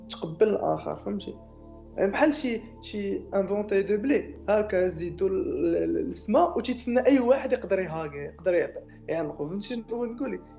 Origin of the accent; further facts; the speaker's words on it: Morocco; ملي كنقول لهم انا راه جاي من المغرب